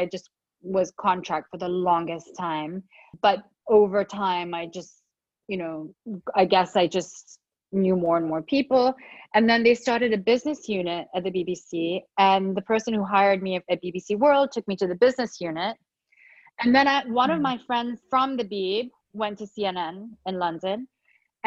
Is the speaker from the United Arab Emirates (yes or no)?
yes; Dubai, United Arab Emirates; moved away; I grew up in Dubai